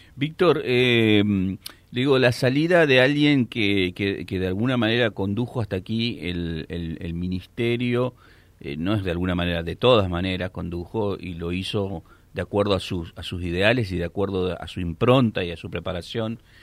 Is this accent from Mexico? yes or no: no; northern Santa Fe, Argentina; somos los norteños